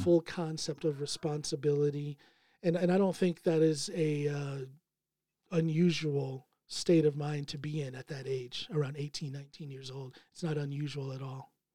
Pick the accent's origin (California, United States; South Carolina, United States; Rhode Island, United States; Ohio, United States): Ohio, United States; Akron; moved away as an adult; now in Norway; I was born in Akron, Ohio